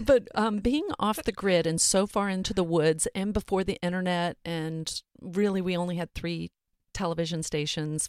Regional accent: Montgomery, Texas, United States; I grew up in South Texas, north of Houston.

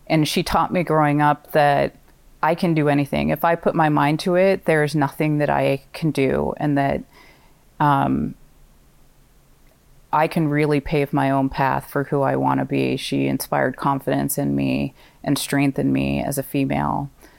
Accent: Pacific Northwest, United States; also born or lived in California; now in Maine, United States; I was born in California and have had family there my entire life. And in mid-elementary school, moved up to the Pacific Northwest, to Portland, Oregon, and Vancouver, Washington, and spent my formative years in the Pacific Northwest.

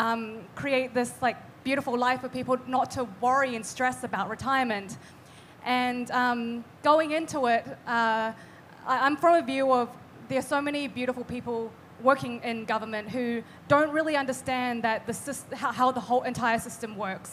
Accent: Bangkok, Thailand; also born or lived in New Zealand; now in Auckland, New Zealand; I'm from New Zealand. I grew up in Thailand and then eventually moved to New Zealand

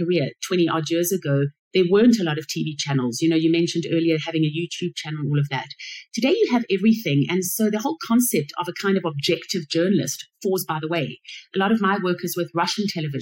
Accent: Johannesburg, Gauteng, South Africa; moved away as an adult; also born or lived in Middle East; back in my hometown in Johannesburg, South Africa

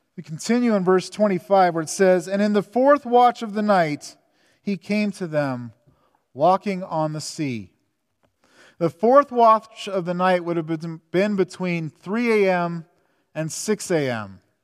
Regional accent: Southern California, United States; I grew up in Southern California

